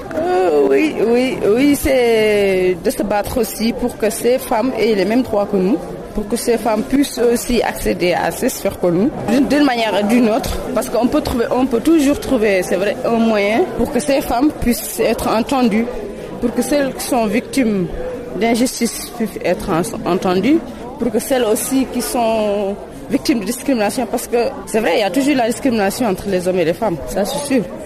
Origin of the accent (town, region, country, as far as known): Mauritania